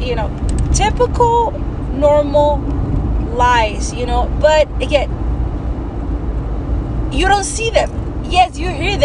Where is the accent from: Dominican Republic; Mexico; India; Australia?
Mexico; first language Spanish; English is a second language; moved away; My first language is Spanish. I grew up in Mexico